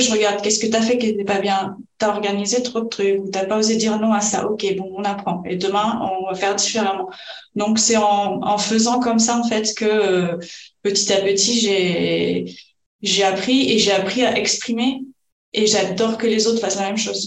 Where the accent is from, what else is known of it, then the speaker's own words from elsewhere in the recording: France; moved away as an adult; also born or lived in Spain; nous on est français